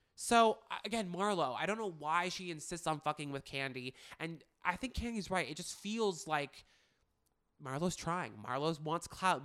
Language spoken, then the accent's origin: English; Manhattan Beach, California, United States; my hometown of Manhattan Beach